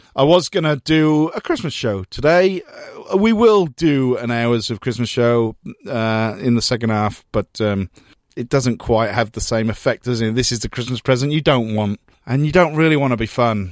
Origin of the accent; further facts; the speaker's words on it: United Kingdom; now in Melbourne, Australia; Growing up in Britain during, well, basically Thatcher's reign